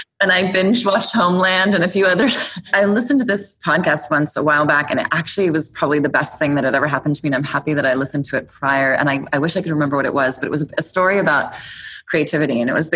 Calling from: New York, United States; Soho, New York, and I'm a little tired.

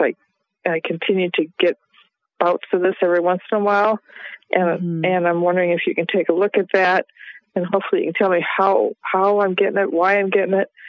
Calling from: Iowa, United States; I'm calling from Iowa

